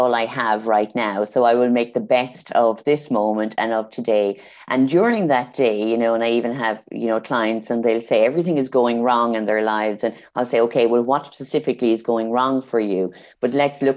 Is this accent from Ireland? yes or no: yes; Ireland; I'm from Ireland